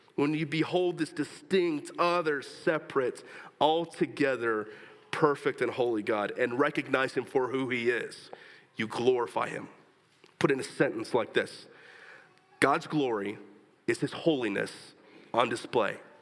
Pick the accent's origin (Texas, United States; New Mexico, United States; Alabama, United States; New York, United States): Texas, United States; moved away